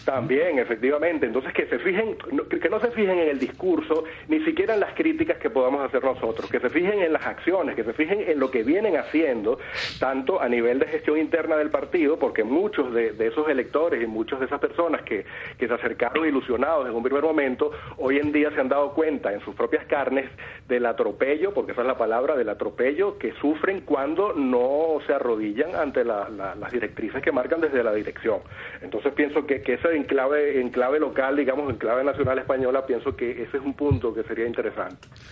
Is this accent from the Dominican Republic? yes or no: no; Venezuela; now in Barcelona, Spain; ya hablo como ciudadano español también, venezolano español